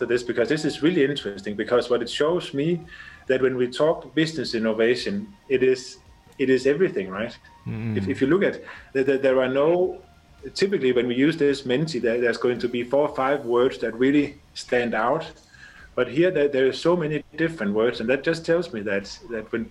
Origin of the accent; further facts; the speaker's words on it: Denmark; first language Danish; English is a second language; moved away as an adult; also born or lived in China / Thailand / United Arab Emirates; now in Abu Dhabi, United Arab Emirates; So I'm originally from Denmark, and I left Denmark, I guess, 15-20 years ago